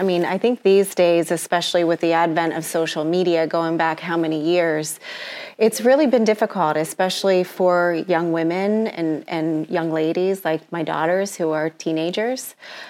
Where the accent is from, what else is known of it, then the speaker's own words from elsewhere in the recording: Pittsburgh, Pennsylvania, United States; now in New York, United States; I'm a transplant from Pittsburgh